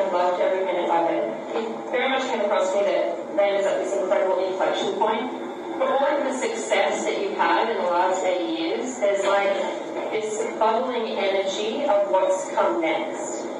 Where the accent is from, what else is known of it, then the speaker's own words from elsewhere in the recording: Australia; I'm Australian.